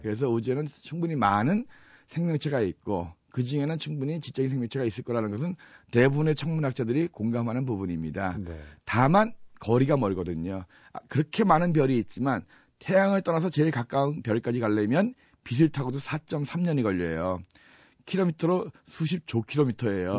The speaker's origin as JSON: {"language": "Korean", "town": "Chuncheon", "region": "Gangwon", "country": "South Korea", "tie": "born or raised there", "also_born_or_lived": "Seoul", "moved": "as an adult", "said": "사실 저희가 원래 고향은 강원도 춘천이에요"}